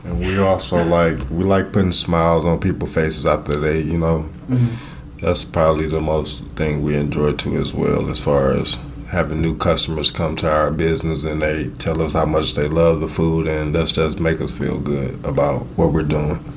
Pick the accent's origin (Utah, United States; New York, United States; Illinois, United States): Illinois, United States; also born or lived in Mississippi; now in Iowa, United States; I was raised in Illinois